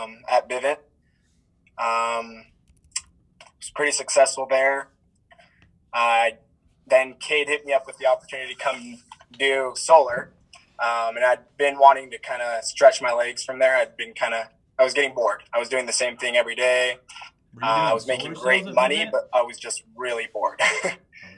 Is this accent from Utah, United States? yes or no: yes; Orem, Utah, United States; originally from Orem